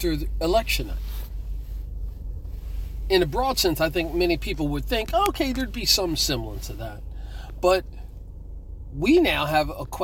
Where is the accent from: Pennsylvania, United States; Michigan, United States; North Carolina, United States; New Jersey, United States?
New Jersey, United States; Trenton; Trenton, New Jersey, my hometown